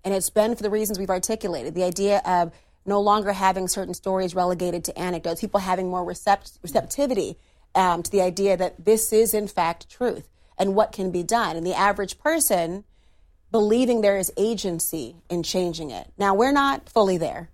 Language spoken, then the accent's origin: English; Minnesota, United States; my home state of Minnesota